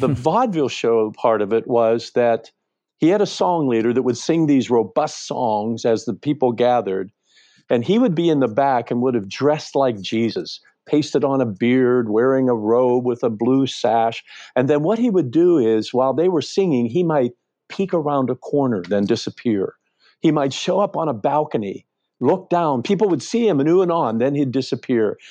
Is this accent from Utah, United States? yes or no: no; Western Pennsylvania, United States; I grew up in Western Pennsylvania, in a little town